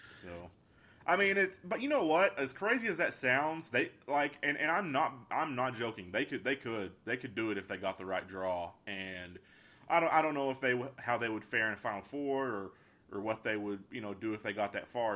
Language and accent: English; Pampa, Texas, United States; I'm a guy from Pampa